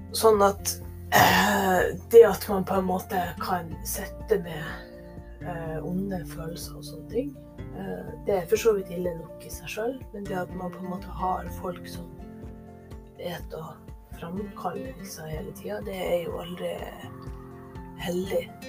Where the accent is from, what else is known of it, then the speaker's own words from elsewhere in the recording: Northern Norway, Norway; nå er jo jeg nordlending